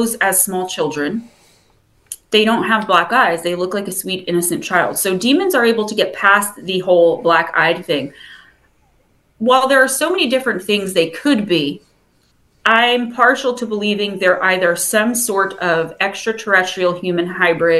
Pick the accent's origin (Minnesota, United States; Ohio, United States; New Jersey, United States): New Jersey, United States; accent: Jersey; I love my Jersey accent